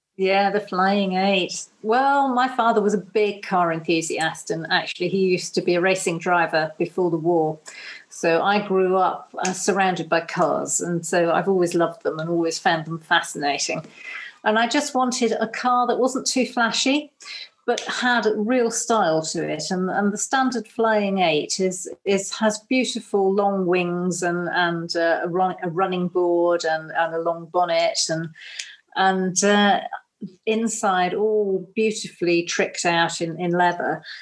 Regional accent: Cornwall, South West England, United Kingdom; although we're Cornish, we don't come from this particular bit of Cornwall

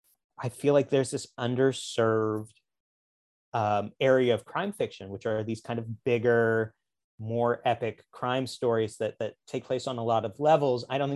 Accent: the Ozarks, United States; Which I was never myself a redneck criminal, but I grew up in the Ozarks.

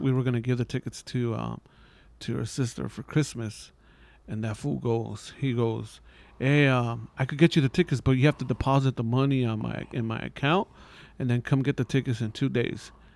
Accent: Los Angeles, California, United States; I'm from East L

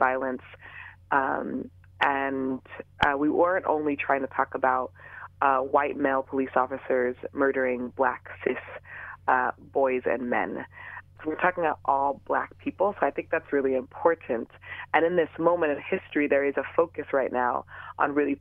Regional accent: Los Angeles, California, United States; I am born and raised in the San Fernando Valley in the Van Nuys and Canoga Park areas

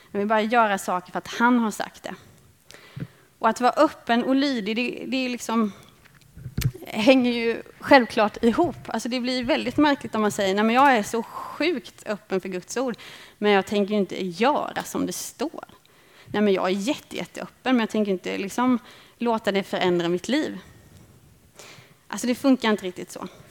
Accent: Småland, Sweden; Jag växte upp i Småland

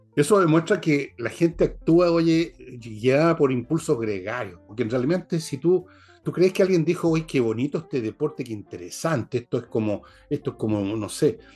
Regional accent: Chile; yo no soy francés, yo soy chileno. O sea, si tengo una patria es Chile, no es Francia

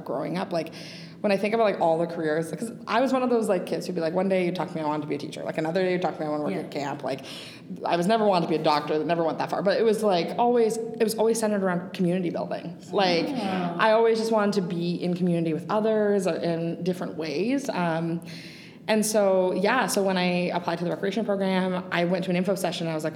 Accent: Milton, Ontario, Canada; I grew up in Milton.

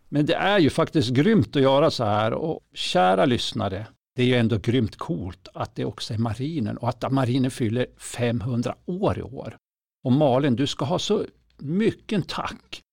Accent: inland Norrland, Sweden; Norrlands inland, alltså det är till och med där jag är från

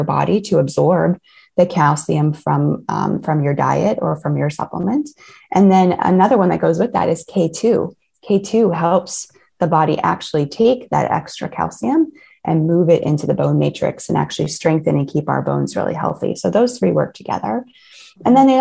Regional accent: Ohio, United States; I grew up in Ohio in the States

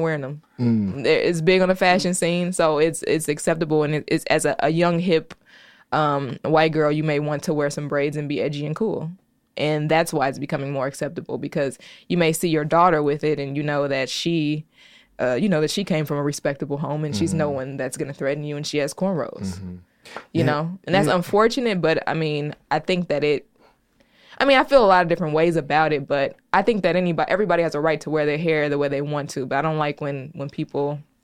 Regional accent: Chicago, Illinois, United States; I'm from the South Side. I grew up two places. The first half of my life, I grew up in the neighborhood that's affectionately titled Terrortown on 80th and Essex. And then from there, I moved to 70th and Kimbark

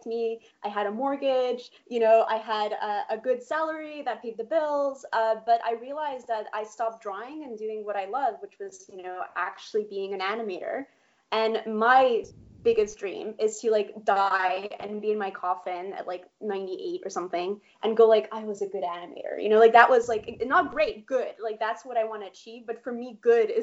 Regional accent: Poland; moved away; I was born in Poland

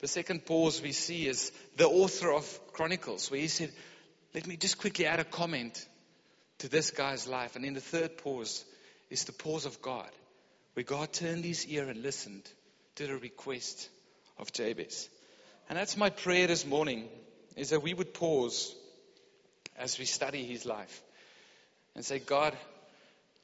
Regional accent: Pretoria, Gauteng, South Africa; I grew up in Pretoria.

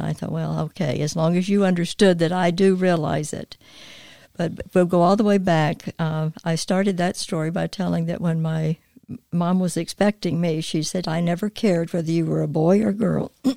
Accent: North Carolina, United States; moved away as an adult; also born or lived in Indiana; I was born and raised in North Carolina

